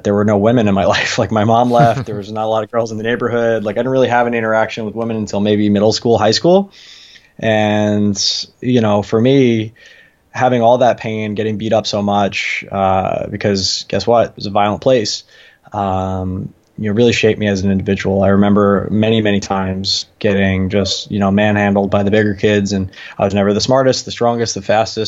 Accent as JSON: {"language": "English", "area": "Long Island", "region": "New York", "country": "United States", "tie": "born or raised there", "said": "I grew up on Long Island"}